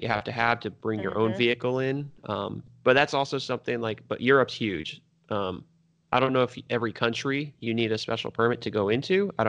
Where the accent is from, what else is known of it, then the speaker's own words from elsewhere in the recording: United States; we're American.